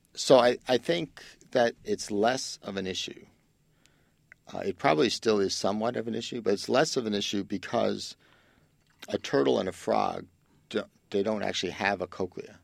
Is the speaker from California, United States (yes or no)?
no; New York City, New York, United States; growing up in the Bronx, I can't take quiet